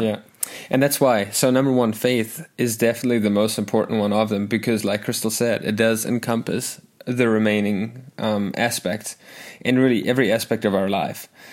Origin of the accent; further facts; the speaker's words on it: South Africa; moved away as an adult; also born or lived in Arkansas, United States; now in United States; I actually grew up in a Christian home in South Africa, a Lutheran, German-speaking Christian home